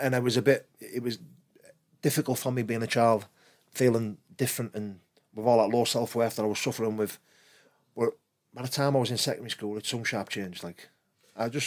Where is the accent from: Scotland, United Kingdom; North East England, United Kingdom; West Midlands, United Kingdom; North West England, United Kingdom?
North East England, United Kingdom; Middlesbrough; growing up in South Bank wasn't hard for me. Like, it's my town